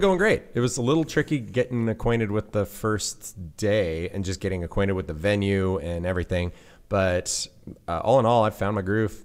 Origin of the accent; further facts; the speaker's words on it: Central Sierras, California, United States; I grew up in the Central Sierras in California